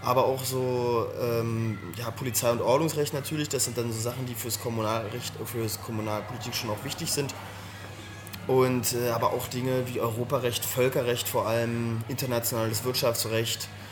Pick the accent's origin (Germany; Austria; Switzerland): Germany; Berlin; also born or lived in Pankow, Berlin; Also ich bin äh, in, ähm, in Pankow geboren, bin, äh, das ist mir auch fast wichtig, nicht in Pankow äh, aufgewachsen, sondern in Weißensee